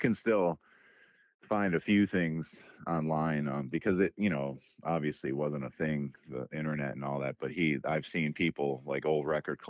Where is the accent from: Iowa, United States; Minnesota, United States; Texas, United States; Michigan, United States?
Michigan, United States; Detroit; like I said, we're from Detroit.